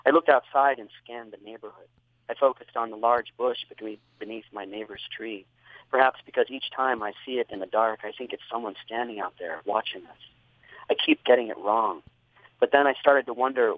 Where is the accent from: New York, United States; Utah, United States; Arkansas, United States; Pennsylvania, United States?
Utah, United States; Salt Lake City; also born or lived in Caribou, Maine; as a child growing up in Maine. And then, of course, when we moved to Utah